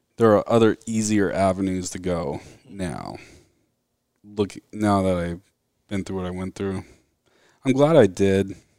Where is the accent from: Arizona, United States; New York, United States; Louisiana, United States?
Arizona, United States; Mesa; now in Gilbert, United States; Grew up in Mesa, Arizona. Was born there my whole life